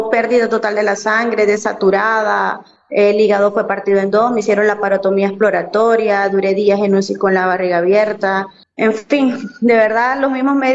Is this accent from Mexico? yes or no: no; Colombia; also born or lived in Venezuela; no, señor, yo soy este, colombiana retornada.